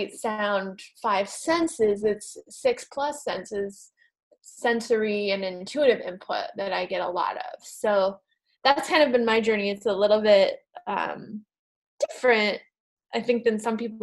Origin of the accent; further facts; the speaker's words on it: New England, United States; I grew up in New England in the United States